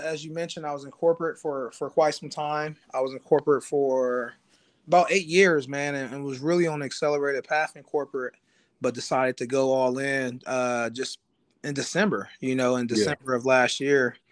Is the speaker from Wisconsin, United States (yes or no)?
no; Columbus, Ohio, United States; I'm from Columbus, Ohio